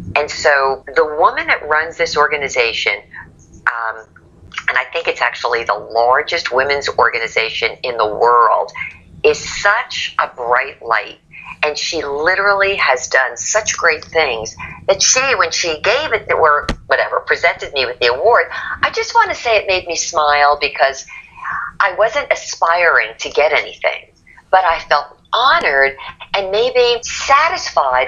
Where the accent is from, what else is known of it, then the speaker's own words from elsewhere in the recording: Lyndhurst, New Jersey, United States; I grew up in New Jersey, northern Jersey, and to give you a perspective, it was a one square mile town